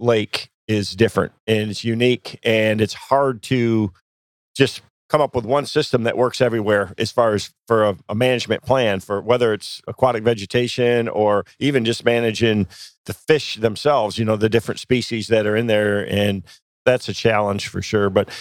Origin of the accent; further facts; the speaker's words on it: Michigan, United States; I grew up in Michigan